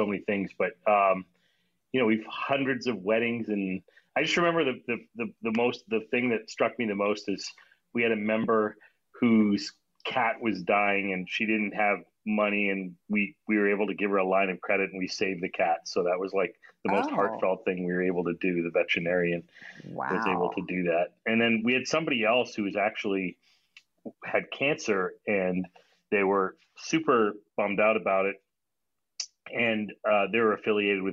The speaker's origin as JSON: {"language": "English", "area": "small town just north of Toronto", "region": "Ontario", "country": "Canada", "tie": "born or raised there", "also_born_or_lived": "New Delhi, India", "said": "I was born in New Delhi, India, and my parents, I like to say, exported me to Canada at the early age of one. So I grew up in Toronto for our first 5 years, and then my dad moved to a small town of like 24,000 people just north of Toronto, about an hour away"}